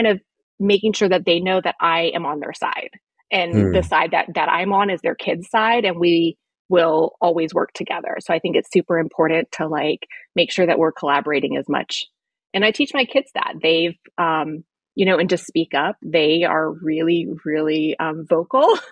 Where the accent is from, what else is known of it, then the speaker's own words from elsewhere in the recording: Gaithersburg, Maryland, United States; moved away as an adult; also born or lived in Washington, District of Columbia, United States / Ireland; I was born in DC. And I lived in Gaithersburg pretty much my whole life, except for 2 years.